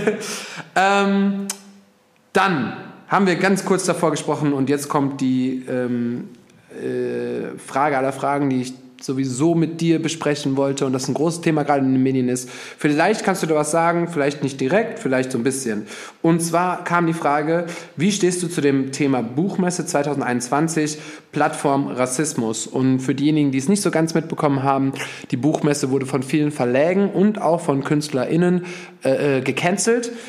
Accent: Germany; Bis zum heutigen Tage muss ich mich rechtfertigen, dass ich aus Deutschland komme

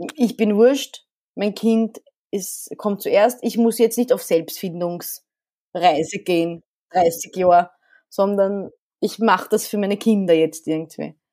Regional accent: Vienna, Austria; also born or lived in Alexandria, Egypt; ich bin noch, ich glaube, kulturell sehr ägyptisch geprägt, in Wien mhm. aufgewachsen.

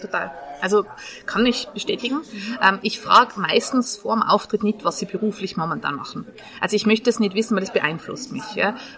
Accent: Tyrol, Austria; now in Vienna, Austria; ich komme aus Tirol

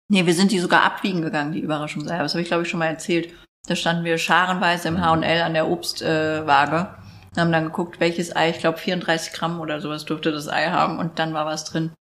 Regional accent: Neuberg, Hesse, Germany; Aufgewachsen bin ich in Neuberg. Das ist auch so ein richtiges Pissdörfchen.

